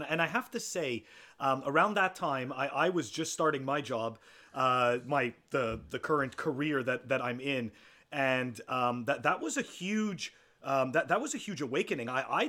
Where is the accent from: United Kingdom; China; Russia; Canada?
Canada; even as a Canadian